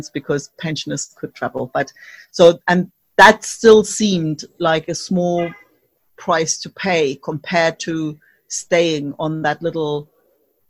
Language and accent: English; East Germany, Germany; moved away; I grew up in East Germany behind the wall